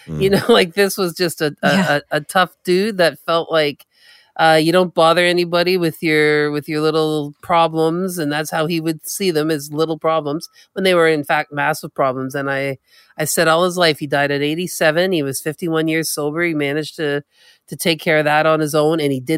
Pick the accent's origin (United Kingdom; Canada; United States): Canada; from the Mi'kmaq Nation.